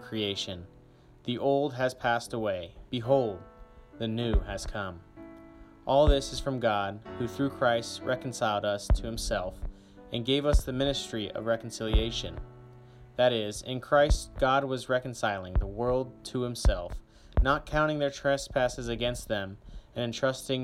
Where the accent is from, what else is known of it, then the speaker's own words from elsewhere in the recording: Grapevine, Texas, United States; I am a senior from Grapevine, Texas